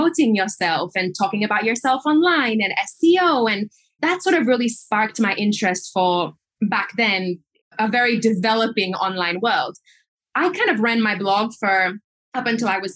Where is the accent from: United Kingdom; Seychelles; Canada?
Seychelles; I was born and raised in the Seychelles Islands